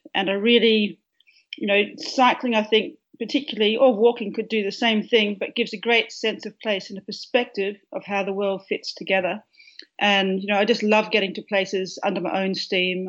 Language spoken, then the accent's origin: English; a farm near Perth, Western Australia, Australia; now in Melbourne, Australia; I grew up on a farm which is about um, 85 miles uh, east of Perth